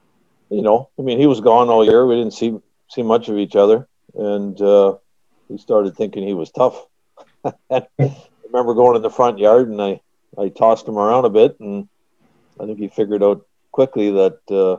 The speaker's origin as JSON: {"language": "English", "town": "Edmonton", "region": "Alberta", "country": "Canada", "tie": "born or raised there", "said": "when we grew up in Edmonton"}